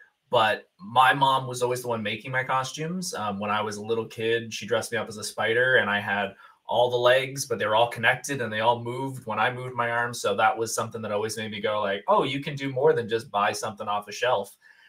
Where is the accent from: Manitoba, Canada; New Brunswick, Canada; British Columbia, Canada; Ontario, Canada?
Ontario, Canada; Hamilton; I am from Hamilton, Ontario.